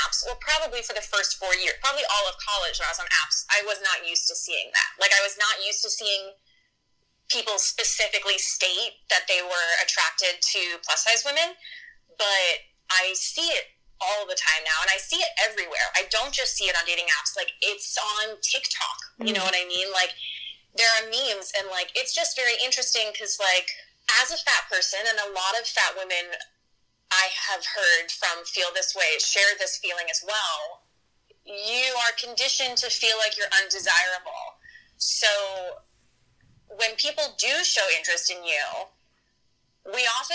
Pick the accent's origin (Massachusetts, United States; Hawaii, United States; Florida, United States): Hawaii, United States; growing up in Hawaii